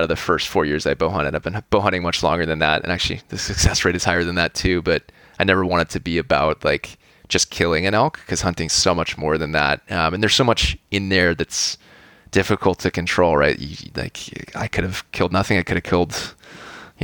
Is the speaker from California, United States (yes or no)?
yes; California, United States; I grew up here in California in a pretty suburban setting